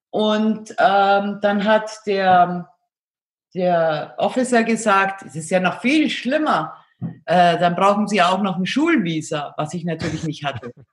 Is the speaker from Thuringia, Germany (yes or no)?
no; Bavaria, Germany; ich {S0} bin in Augsburg geboren, und bin aufgewachsen in einem kleinen Ort äh, in der Nähe von Augsburg und bin aber schon sehr früh ins Internat gekommen